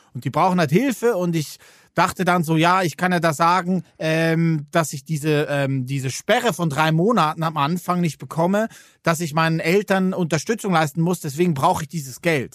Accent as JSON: {"language": "German", "country": "Switzerland", "said": "Als Schweizer"}